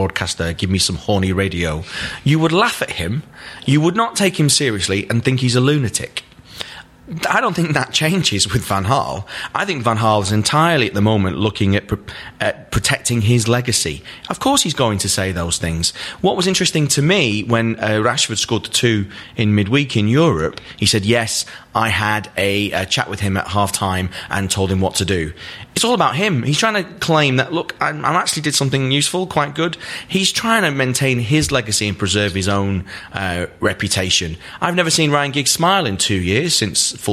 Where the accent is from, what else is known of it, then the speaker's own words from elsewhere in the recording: Manchester, North West England, United Kingdom; also born or lived in Levenshulme, Manchester; So I am from Longsight in that part of Manchester. That's where I grew up.